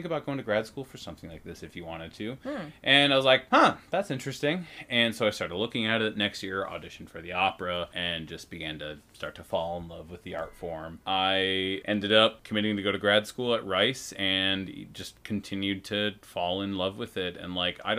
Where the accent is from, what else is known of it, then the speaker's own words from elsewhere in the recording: Edina, Minnesota, United States; I grew up in Edina, Minnesota. It's a suburb of Minneapolis